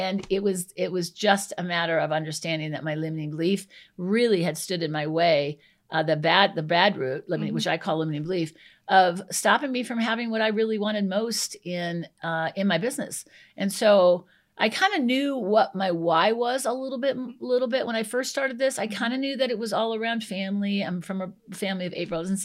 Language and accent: English; Iowa, United States; moved away as an adult; now in Colorado, United States; I'm originally from Iowa